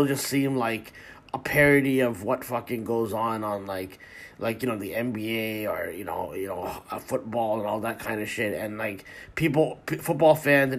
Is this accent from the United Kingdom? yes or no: no; Canada; I'm Canadian, right? And we live literally in the fucking snow